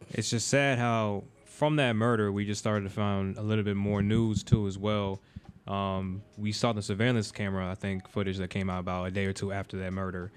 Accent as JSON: {"language": "English", "region": "Florida", "country": "United States", "said": "we're from Florida"}